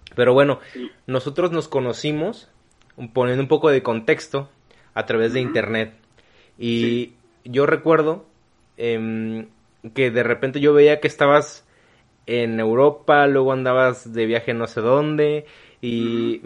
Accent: Mexico; Yo nunca he salido del país, yo no, nunca he salido de México

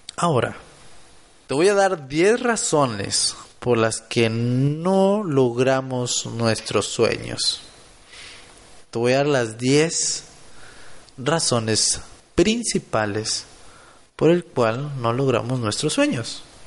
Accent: Monterrey, Nuevo León, Mexico; Soy de Monterrey, Nuevo León

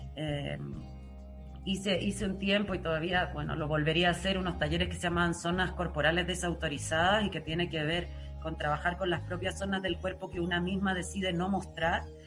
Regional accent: Chile; moved away; also born or lived in Germany; cuando volvió a Chile, que volvió conmigo, que yo tenía seis años

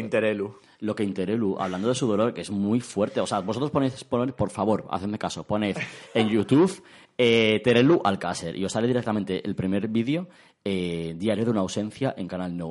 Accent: Spain; como persona española y humana que soy

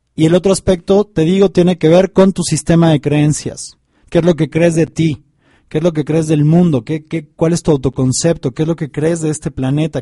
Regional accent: Mexico; acá en mi país, ahorita en México

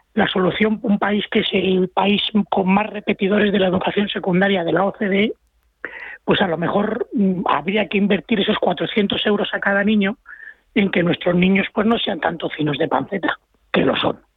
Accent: Spain; yo como español

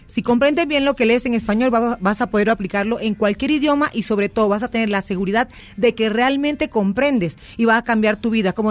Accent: Colombia; Sí, soy de Colombia.

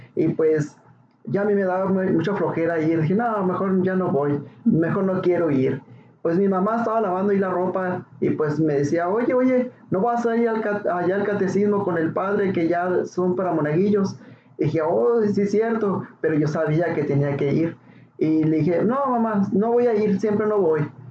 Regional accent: Ciudad Juárez, Chihuahua, Mexico; soy de Ciudad Juárez y pues yo era pues un niño cualquiera

